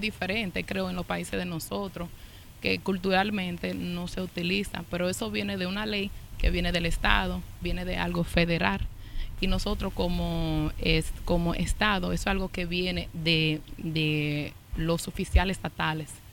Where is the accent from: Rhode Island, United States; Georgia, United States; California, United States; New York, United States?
New York, United States; also born or lived in Santiago, Dominican Republic; yo me crié y aquí en los Estados Unidos, en Washington High, donde estamos ahora, me pasé todos los veranos en Santiago